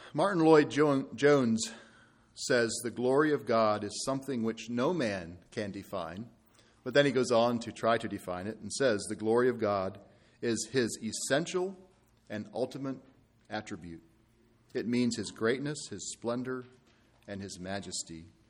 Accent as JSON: {"language": "English", "country": "Ireland", "said": "I'm from Ireland"}